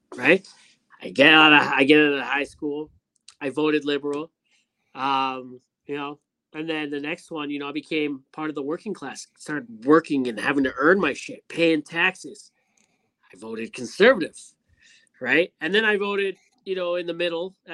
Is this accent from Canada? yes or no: yes; Canada